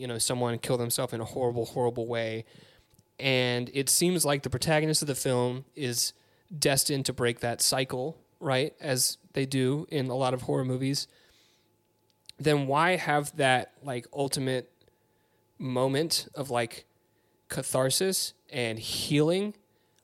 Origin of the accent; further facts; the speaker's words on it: Peachtree City, Georgia, United States; I grew up in Peachtree City